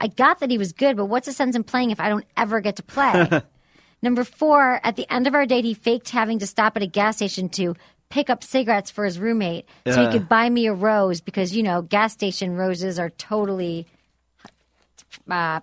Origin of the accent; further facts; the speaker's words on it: Michigan, United States; moved away; My formative years were in Michigan